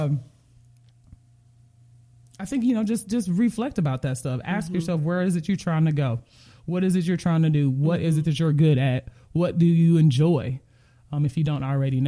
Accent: Kankakee, Illinois, United States; I'm from Illinois, Kankakee, Illinois

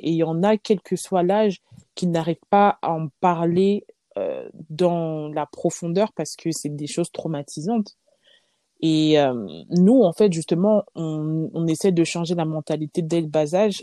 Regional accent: Lyon, Auvergne-Rhône-Alpes, France; J'ai grandi à Lyon, je suis née à Lyon

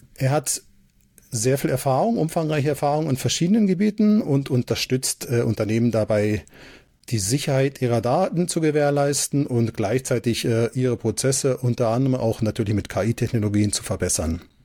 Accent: Switzerland; ich komme aus der Schweiz

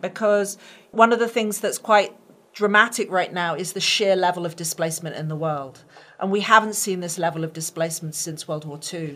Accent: United Kingdom; now in United States; being a Brit and an American, I became an American in 2015

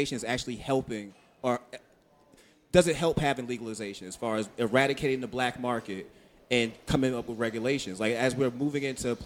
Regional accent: Boston, Massachusetts, United States; I'm from Boston

